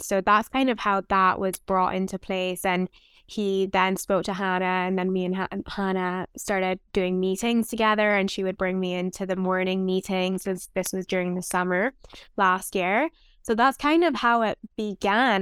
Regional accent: Barbados; now in London, Canada; I am from Barbados

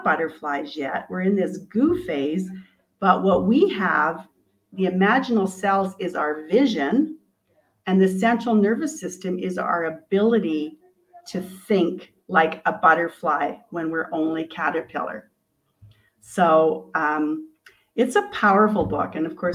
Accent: Canada; I'm from Canada

